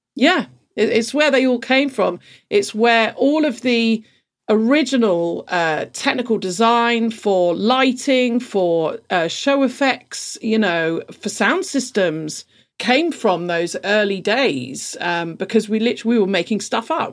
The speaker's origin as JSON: {"language": "English", "region": "London", "country": "United Kingdom", "tie": "born or raised there", "said": "I grew up in London"}